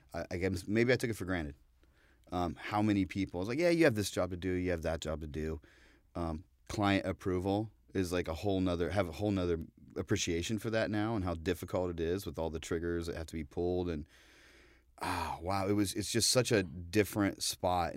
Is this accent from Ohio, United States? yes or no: yes; Ohio, United States; now in New York, United States; coming from the Midwest, you know, I'm from Ohio